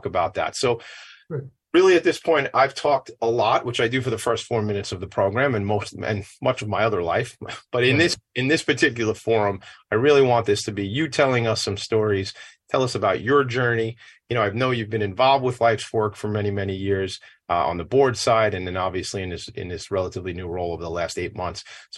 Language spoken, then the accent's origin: English; Long Island, New York, United States; I'm in the city as well, but Long Island is my hometown